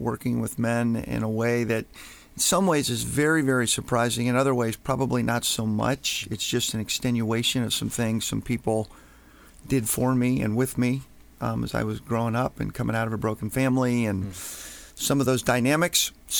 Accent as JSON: {"language": "English", "town": "Washington", "region": "District of Columbia", "country": "United States", "moved": "as an adult", "lives_now": "Baltimore, United States", "said": "originally from Washington, D.C. We were moved here to Baltimore about 31, going on 32 years ago."}